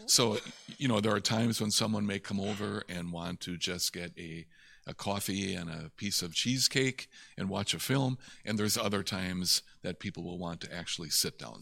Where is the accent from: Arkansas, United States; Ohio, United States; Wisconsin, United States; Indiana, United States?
Wisconsin, United States; Little Chute; also born or lived in De Pere, Wisconsin; I grew up in Little Chute